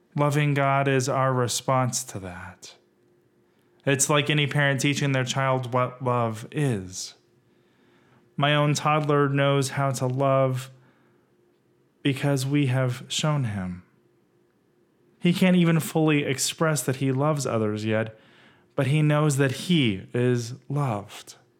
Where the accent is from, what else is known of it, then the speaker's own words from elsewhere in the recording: West Texas, United States; now in Rancho Cucamonga, United States; Growing up in West Texas as a gay kid